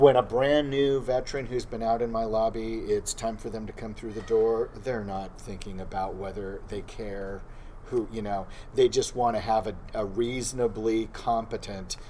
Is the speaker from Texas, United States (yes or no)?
no; Southern California, United States; I grew up in SoCal